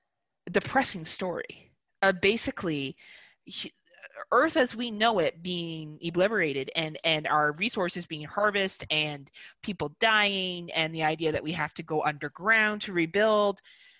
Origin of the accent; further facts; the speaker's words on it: Wales, United Kingdom; I say we because I'm white and I am from Wales. And my people came here and colonized.